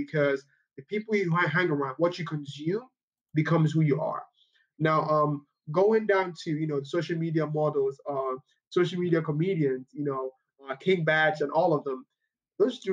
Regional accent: Nigeria; moved away as an adult; now in Kansas City, United States; I grew up in Nigeria.

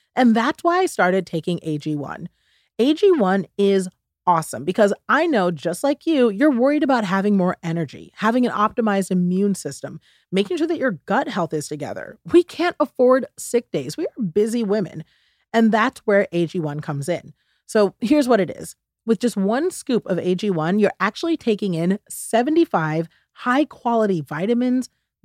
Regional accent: United States; And I take a lot of pride in being a Ghanaian American, you know, both sides of it, being both American and Ghanaian.

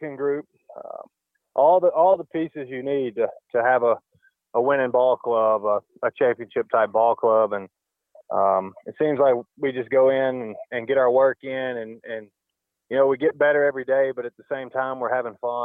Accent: the South, United States; now in Arizona, United States; growing up in the South

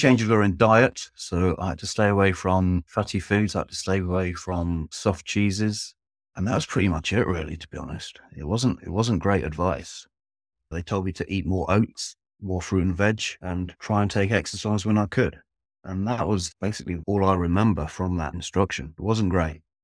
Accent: Devon, South West England, United Kingdom; moved away as an adult; now in Norfolk, United Kingdom; I'm originally from Devon, which is in the southwest of England. I've now lived in Norfolk, which is in the east of England, for approximately thirteen years.

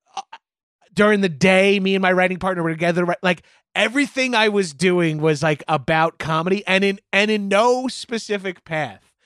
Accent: Long Island, New York, United States; I'm from Long Island, just outside of New York City.

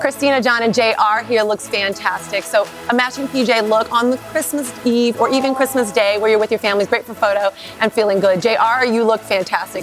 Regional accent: Miami, Florida, United States; I'm from Miami

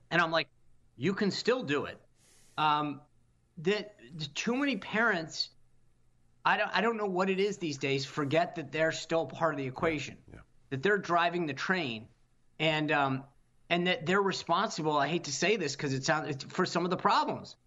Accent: Rhode Island, United States; I grew up in Rhode Island.

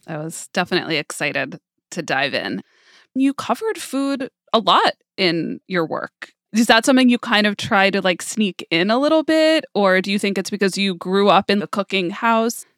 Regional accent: New York, United States; I grew up in New York, but I grew up in a very culturally Jewish way

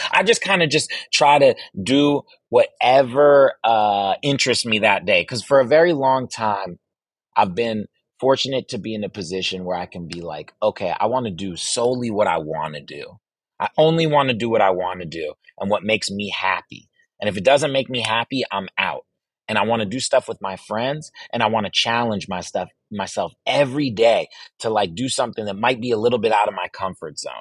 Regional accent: Virginia, United States; I grew up in Virginia

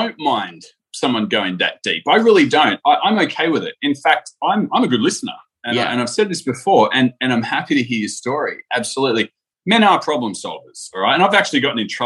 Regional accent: Sydney, New South Wales, Australia; now in Gold Coast, Australia; I'm from Sydney

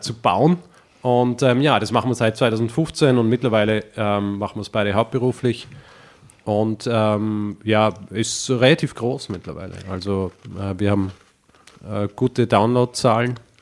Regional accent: Vorarlberg, Austria; also born or lived in Graz; Aus Vorarlberg. Na, ursprünglich, richtig ursprünglich aus Graz, aber okay. Ah. äh, dann in Vorarlberg

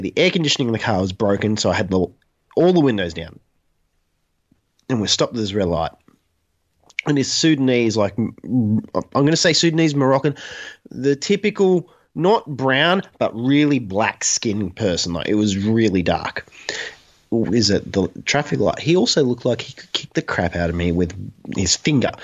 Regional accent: Newcastle, New South Wales, Australia; I grew up in Newcastle, which is the homeland of Newcastle Knights.

